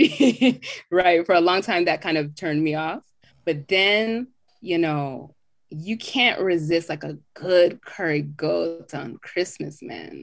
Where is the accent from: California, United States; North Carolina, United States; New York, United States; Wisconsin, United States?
California, United States; Southern; moved away as an adult; also born or lived in Jamaica; now in Atlanta, United States; growing up in Southern California